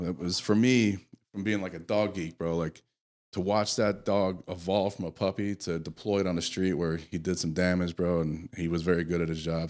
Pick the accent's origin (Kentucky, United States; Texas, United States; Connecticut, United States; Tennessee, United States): Connecticut, United States; I grew up in the Northeast in Connecticut